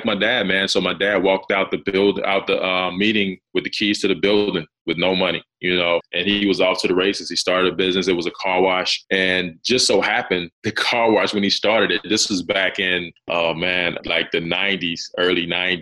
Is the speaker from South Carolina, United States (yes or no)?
yes; South Carolina, United States; growing up in South Carolina, man, it's rural area, right? So I grew up in this rural area.